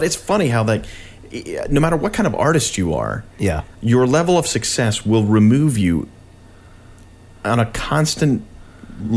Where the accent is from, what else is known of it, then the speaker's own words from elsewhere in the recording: Long Island, New York, United States; we grew up on Long Island